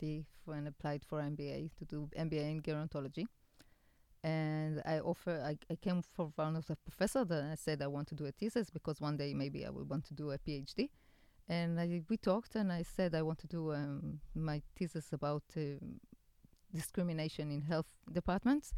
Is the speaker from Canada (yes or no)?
no; Haifa, Haifa District, Israel; Haifa, my hometown